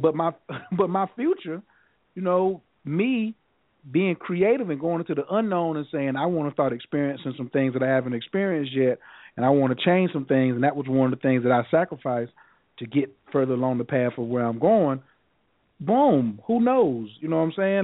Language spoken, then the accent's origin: English; North Carolina, United States; I'm not from the rainforest. I'm from North Carolina.